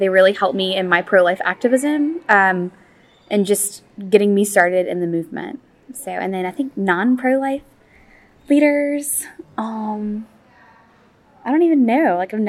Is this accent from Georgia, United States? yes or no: yes; Atlanta, Georgia, United States; And yeah. I'm from Atlanta, Georgia.